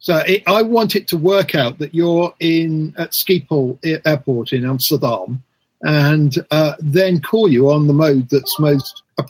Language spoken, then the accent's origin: English; England, United Kingdom; now in New York, United States